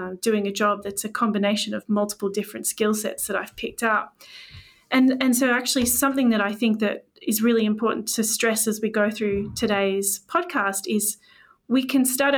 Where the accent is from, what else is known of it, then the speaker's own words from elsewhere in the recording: Canada; moved away as an adult; now in London, United Kingdom; And I moved to London from Canada